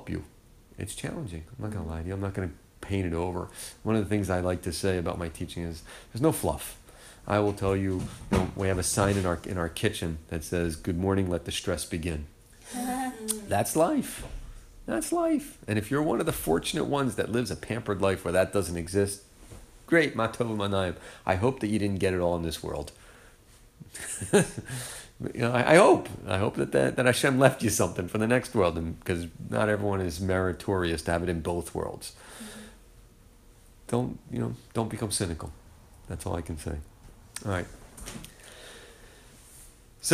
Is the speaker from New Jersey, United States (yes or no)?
yes; New Jersey, United States; moved away; I'm from New Jersey